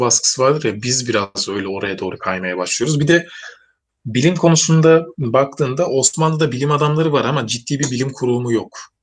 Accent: Turkey; biz bugün Türk'üz, milliyetçiyiz

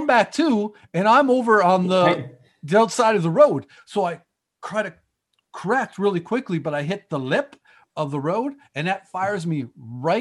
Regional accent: Thorold, Ontario, Canada; I grew up in Thorold.

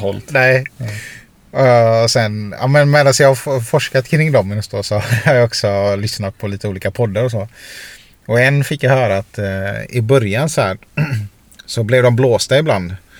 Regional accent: Sweden; i Sverige är vi så här

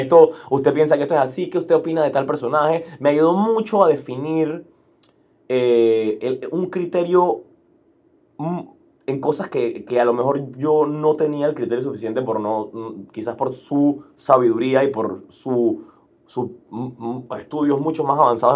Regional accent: Panama; crecimos como los panameños con un sentimiento kinda antigringoide

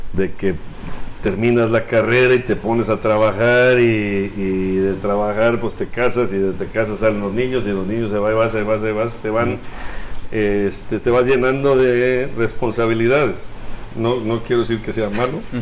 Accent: Monterrey, Nuevo León, Mexico; Sí, yo nací aquí en Monterrey. Mis papás también nacieron aquí en Monterrey

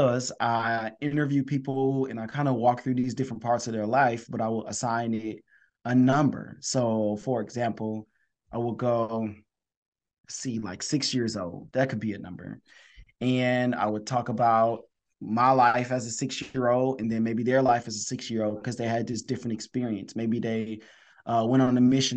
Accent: Detroit, Michigan, United States; I'm from Detroit, Michigan

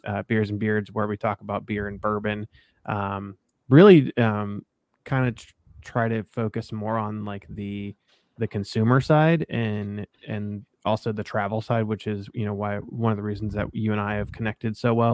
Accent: Columbus, Ohio, United States; I'm from Columbus originally

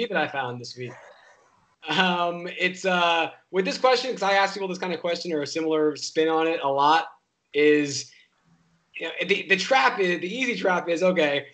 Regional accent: New York, United States; as a New Yorker

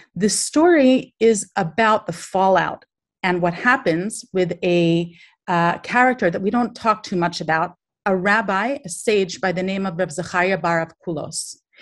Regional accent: Baltimore, Maryland, United States; I'm from Baltimore in America

